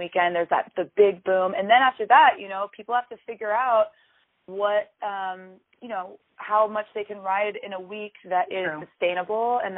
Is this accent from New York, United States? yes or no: no; Sacramento, California, United States; now in San Francisco, United States; I grew up in Sacramento